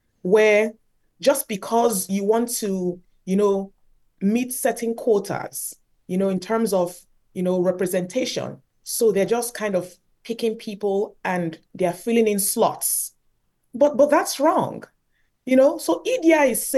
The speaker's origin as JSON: {"language": "English", "country": "Nigeria", "tie": "born or raised there", "moved": "as an adult", "lives_now": "Canada", "said": "growing up in Nigeria"}